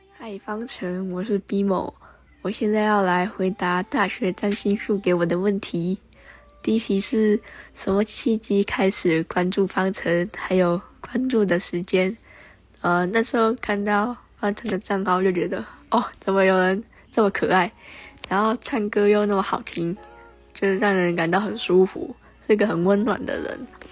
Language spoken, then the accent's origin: Chinese; Kaohsiung, Taiwan; 我是来自高雄的小粉丝